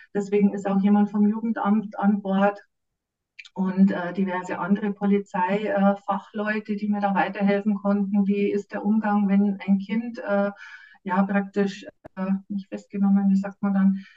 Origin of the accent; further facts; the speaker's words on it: Munich, Bavaria, Germany; moved away as an adult; now in Wasserburg am Inn, Germany; ich bin geborene Münchnerin, wobei damals waren wir schon immer in München